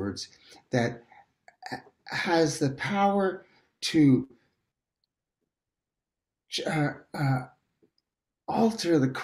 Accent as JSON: {"language": "English", "town": "New York City", "region": "New York", "country": "United States", "tie": "born or raised there", "said": "I grew up in Manhattan and in New York"}